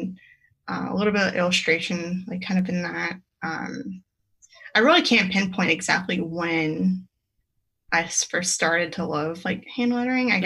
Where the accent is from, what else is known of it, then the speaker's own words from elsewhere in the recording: about 30 minutes from New Orleans, Louisiana, United States; moved away as an adult; now in Raleigh, United States; I was born in Louisiana, about 30 minutes from New Orleans. And I went to graphic design school there. And I worked a little bit there.